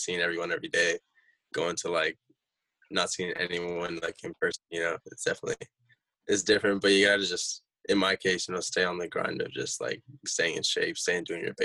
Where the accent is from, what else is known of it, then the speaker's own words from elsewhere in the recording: Chino Hills, California, United States; we're all from Chino Hills